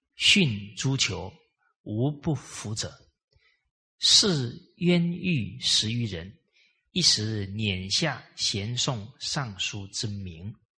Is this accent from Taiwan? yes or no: no; Malaysia; 给了我们马来西亚华人信心